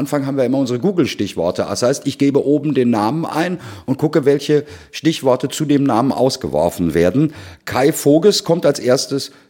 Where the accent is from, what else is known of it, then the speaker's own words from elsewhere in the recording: Dortmund, North Rhine-Westphalia, Germany; Sind wir als Dortmunder natürlich ein äh, Stück stolz drauf.